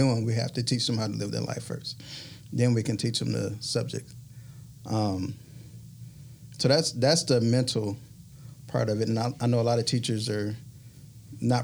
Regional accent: Detroit, Michigan, United States; moved away as an adult; now in Mobile, United States; I am from Michigan. I'm from Michigan. From Detroit, Michigan.

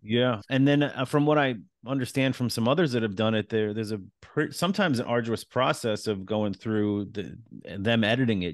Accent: East Islip, New York, United States; moved away; also born or lived in Queens, New York; I was born in Queens, raised in Long Island.

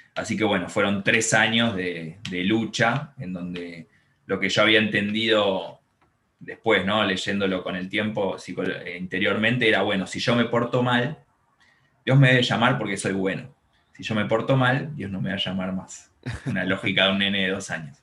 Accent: Buenos Aires, Argentina; crecí acá en Buenos Aires, en un barrio eh, muy tranquilo, que se llama Villa Pueyrredón

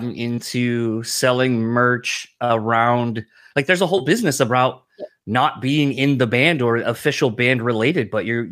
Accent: East Coast, United States; now in Midwest, United States; growing up in the East Coast originally

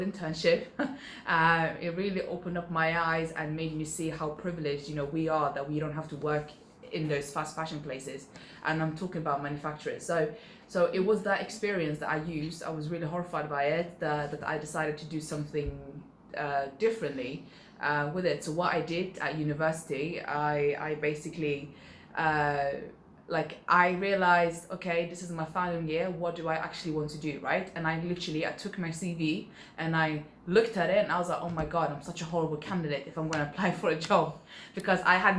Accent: Sweden; moved away; I grew up in Sweden, I could speak three different languages

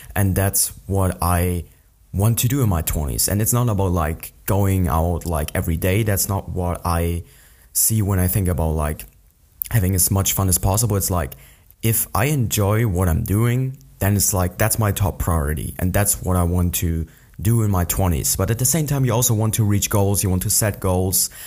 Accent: an hour from Munich, Bavaria, Germany; an hour away from my hometown where I still live.

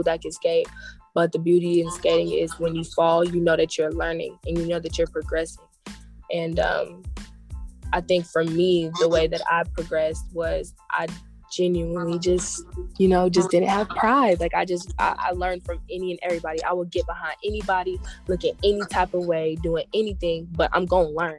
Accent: Stone Mountain, Georgia, United States; I'm from Stone Mountain, so yep, straight off exit 5

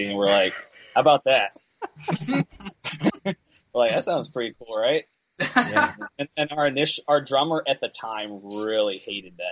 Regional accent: Peoria, Illinois, United States; moved away

